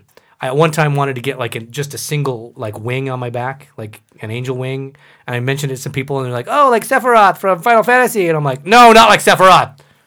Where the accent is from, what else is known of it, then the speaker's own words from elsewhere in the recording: El Salvador; born there; Because I was born in El Salvador. And so I kind of wanted something to – I don't know, kind of touch base with what may or may not be my roots.